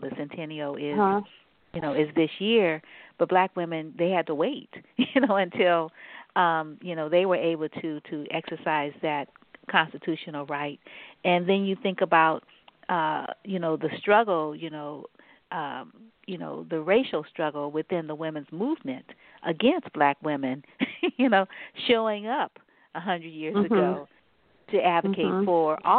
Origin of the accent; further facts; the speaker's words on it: New Orleans, Louisiana, United States; you're from one of those southern states, and so am I, actually. I'm from New Orleans.